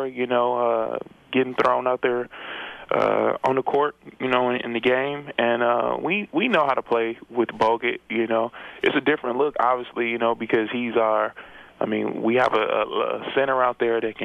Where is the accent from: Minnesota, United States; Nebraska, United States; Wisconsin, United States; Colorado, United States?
Wisconsin, United States; Milwaukee; moved away as an adult; also born or lived in Bay Area; I'm from Milwaukee, Wisconsin